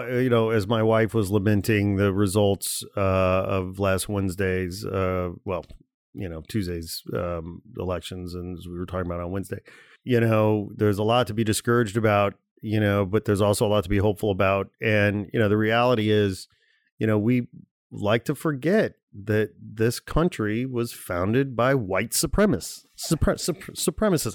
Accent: outside Chicago, Illinois, United States; moved away as an adult; also born or lived in Gary, Indiana; now in Los Angeles, United States; I was born in Gary, Indiana, okay? I grew up outside Chicago. I lived in Chicago a long time. I moved to L A in oh one

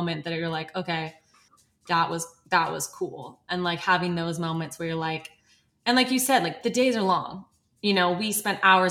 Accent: United States; born and raised in America

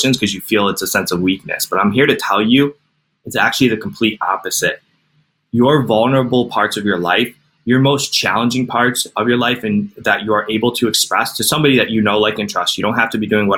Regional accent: Cleveland, Ohio, United States; I'm from Cleveland, Ohio

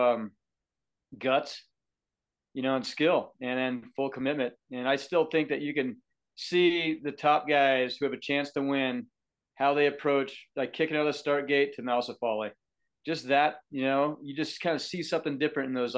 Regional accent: the West, United States; growing up in the West here with Marco

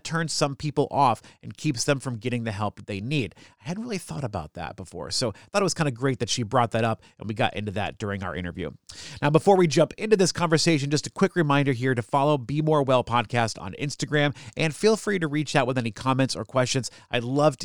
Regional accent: New Hampshire, United States; moved away; I'm from New Hampshire originally

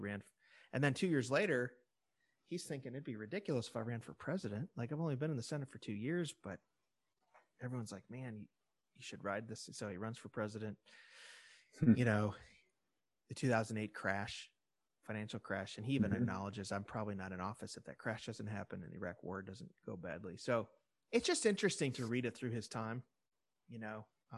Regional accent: Illinois, United States; And I know I'm from Illinois, so I had a personal thing at stake in it.

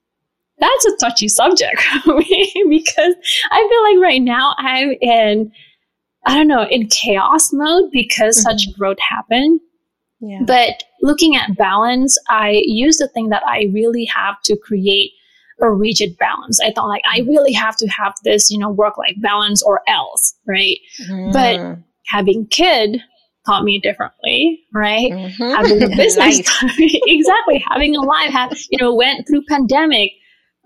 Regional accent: Bali, Indonesia; now in Chicago, United States; I was originally born and raised in Bali

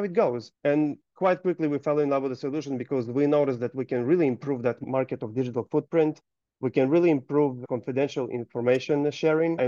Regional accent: Gold Coast, Queensland, Australia; I am from Gold Coast, Australia

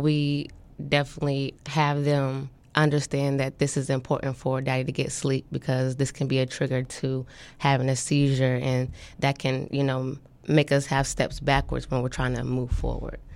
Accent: Topeka, Kansas, United States; moved away as an adult; now in Norfolk, United States; I'm from Topeka, Kansas

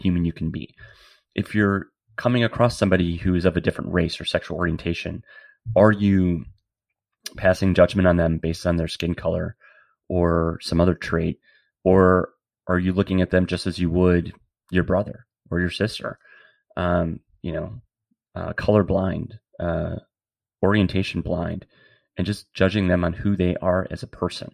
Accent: Wisconsin, United States; moved away; also born or lived in San Francisco; a young gay man growing up in Wisconsin, eventually moving to San Francisco

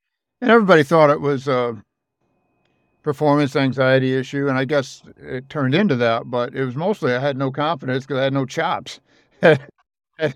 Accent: the Midwest of the United States, United States; I grew up in the Midwest of the United States

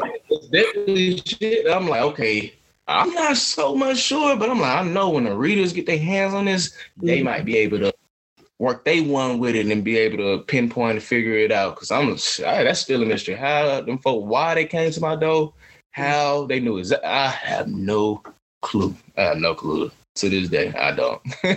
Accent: Atlanta, Georgia, United States; I'm from Atlanta. I'm going to sit here and play the fool, finesse.

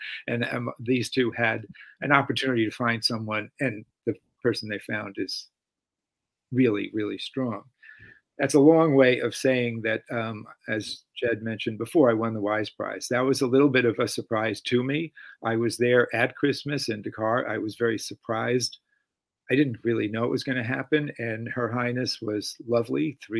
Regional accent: East Coast, United States; Another thing for me in the transition to coming to the West Coast, frankly, since we're both from the East Coast, is that I landed

